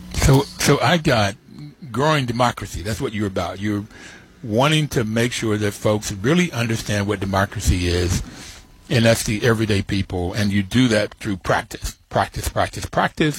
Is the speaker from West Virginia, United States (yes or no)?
yes; Bluefield, West Virginia, United States; Growing up in Bluefield, West Virginia, with my grandfather having worked in the rail on the mines and my father on the railroad